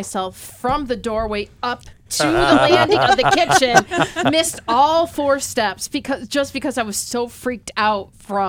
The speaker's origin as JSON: {"language": "English", "town": "Lima", "country": "United States", "tie": "born or raised there", "said": "I grew up out in Lima, and there was like no houses near where."}